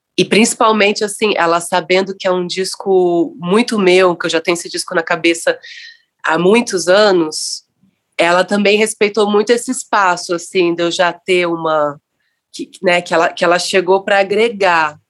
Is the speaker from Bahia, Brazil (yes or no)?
no; Rio de Janeiro, Brazil; moved away as an adult; also born or lived in Niterói; now in São Paulo, Brazil; sou nascida em Niterói, criado em Copacabana, e vivo em São Paulo há dezesseis anos.